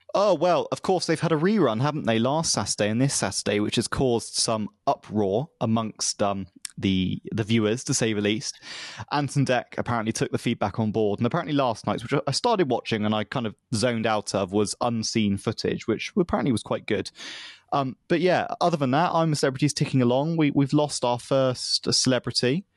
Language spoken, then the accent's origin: English; United Kingdom; as a British person